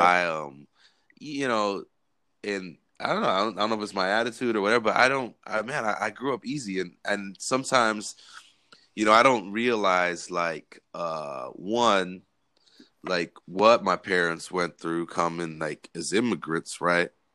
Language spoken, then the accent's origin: English; California, United States; we grew up in California